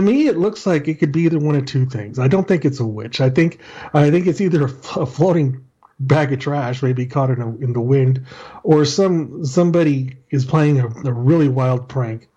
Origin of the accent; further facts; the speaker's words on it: El Paso, Texas, United States; I'm from El Paso, Texas